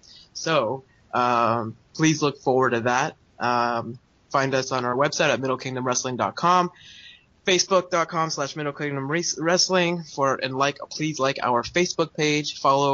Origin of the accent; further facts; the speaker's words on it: United States; moved away; I'm American